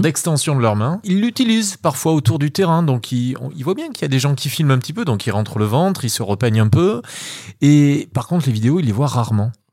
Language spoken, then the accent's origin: French; Nouvelle-Aquitaine, France; moved away as an adult; also born or lived in Paris / Germany; de retour sur, sur ma ville natale depuis, depuis maintenant 5 euh, ans, 6 ans presque